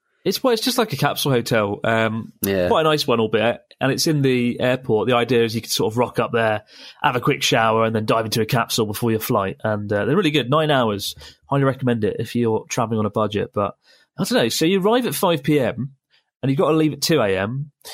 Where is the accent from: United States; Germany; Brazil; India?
India; I'm 6 foot and I'm Indian and around 17 stone.